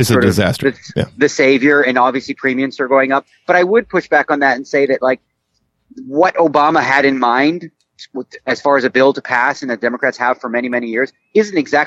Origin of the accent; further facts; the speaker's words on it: Canada; now in United States; growing up in Canada